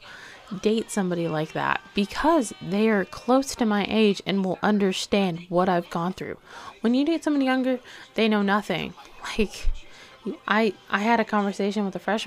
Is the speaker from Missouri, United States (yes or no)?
yes; Hollister, Missouri, United States; I'm from Missouri. I'm from Hollister, Missouri